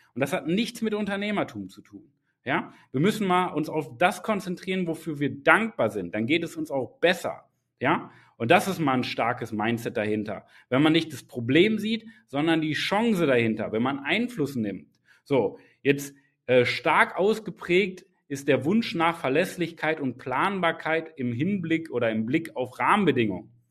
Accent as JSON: {"language": "German", "country": "Germany", "tie": "born or raised there", "said": "ich bin in Deutschland geboren"}